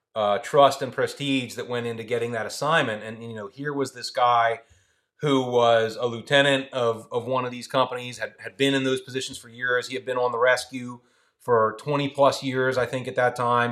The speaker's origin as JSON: {"language": "English", "town": "Philadelphia", "region": "Pennsylvania", "country": "United States", "tie": "born or raised there", "moved": "yes", "lives_now": "Salisbury, United States", "said": "I grew up in Philly"}